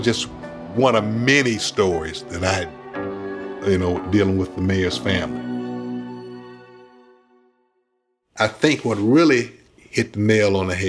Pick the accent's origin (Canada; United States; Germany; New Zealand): United States; Detroit, Michigan; I knew a lot of people in Detroit. Most of them I knew growing up on the East Side.